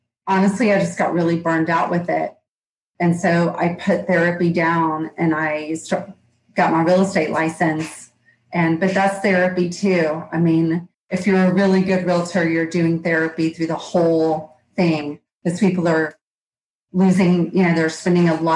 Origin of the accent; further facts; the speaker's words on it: Georgia, United States; accent: Southern; I'm in Georgia. You can probably tell from my accent